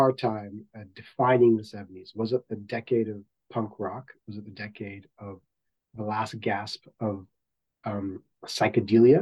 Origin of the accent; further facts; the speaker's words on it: Guyana; I am from the South American nation of Guyana